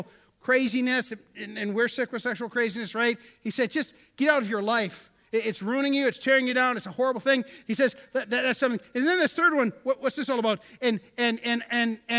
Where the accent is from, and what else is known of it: United States